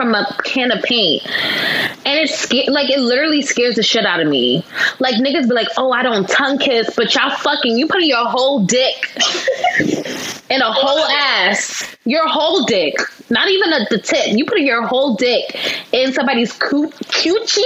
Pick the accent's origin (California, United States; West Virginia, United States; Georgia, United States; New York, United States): New York, United States; New York City; From Brooklyn, born and raised